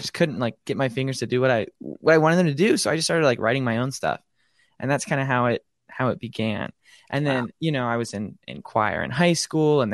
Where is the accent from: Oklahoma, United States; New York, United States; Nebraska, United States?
Nebraska, United States; Omaha; also born or lived in Lincoln, Nebraska; I'm from Omaha, Nebraska, originally born and raised